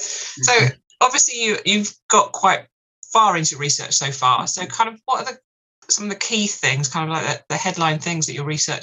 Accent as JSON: {"language": "English", "region": "London", "country": "United Kingdom", "moved": "as an adult", "lives_now": "south coast, United Kingdom", "said": "I'm from West London originally"}